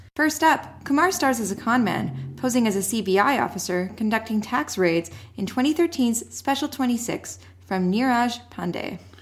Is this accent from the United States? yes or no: no; Canada; we are not Indian, we are Canadian.